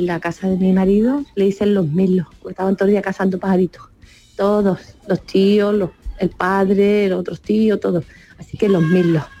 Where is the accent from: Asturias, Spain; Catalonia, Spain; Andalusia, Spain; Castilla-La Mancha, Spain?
Andalusia, Spain; Benalup-Casas Viejas; Somos de Benalú, de Casa Vieja